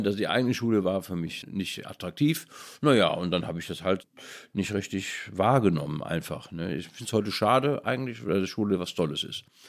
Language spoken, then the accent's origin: German; Cologne, North Rhine-Westphalia, Germany; in dem Vorort, wo ich aufgewachsen bin, Köln-Widersdorf